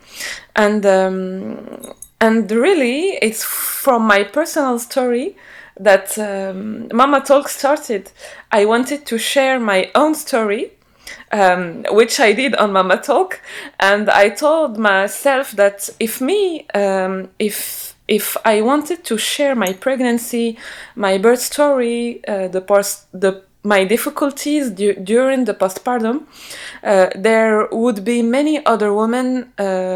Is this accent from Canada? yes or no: no; Morocco; moved away as an adult; now in France; I'm originally from Morocco. I raised and grew up in Morocco, and I live now in France